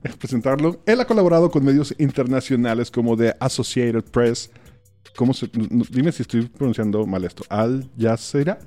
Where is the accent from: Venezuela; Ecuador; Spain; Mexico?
Mexico; Mazatlán, Sinaloa; moved away; yo soy de Mazatlán, Sinaloa